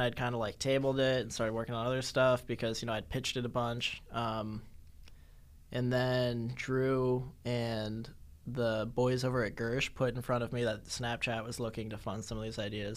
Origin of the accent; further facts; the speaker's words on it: Newton, Massachusetts, United States; moved away; also born or lived in Los Angeles; I'm from Newton, Massachusetts